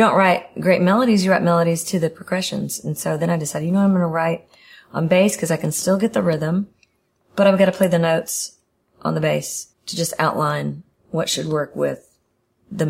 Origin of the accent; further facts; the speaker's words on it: the Delta, United States; all the country music and music I'd grown up with in that area, the Delta and all